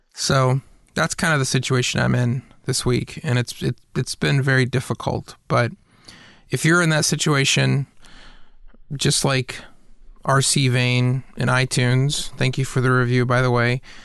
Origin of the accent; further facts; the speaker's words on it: Atlanta, Georgia, United States; I grew up in Atlanta.